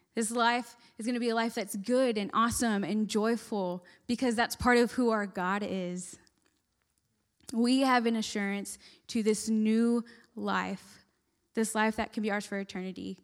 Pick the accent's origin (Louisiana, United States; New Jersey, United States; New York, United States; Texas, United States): Texas, United States; moved away as an adult; now in West Virginia, United States; I'm from Texas, and I was moving all the way to West Virginia. I'd lived in Texas my whole life, never thought I'd leave